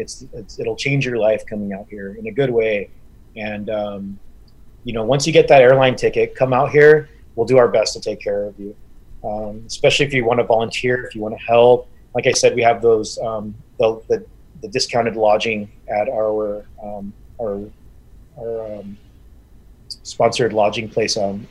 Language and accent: English; Southwest, United States; I tell them I'm Apache. My tribe is from the Southwest.